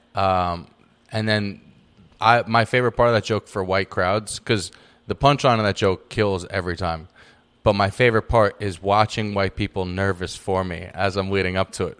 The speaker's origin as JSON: {"language": "English", "region": "New York", "country": "United States", "moved": "yes", "said": "talked like I'm from New York"}